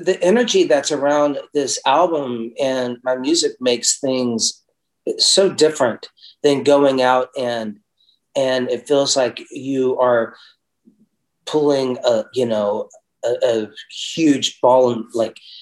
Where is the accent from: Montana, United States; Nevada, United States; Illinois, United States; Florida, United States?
Florida, United States; Tampa; also born or lived in Kansas City; I was born in Kansas City, and when I was 9, moved to Tampa, Florida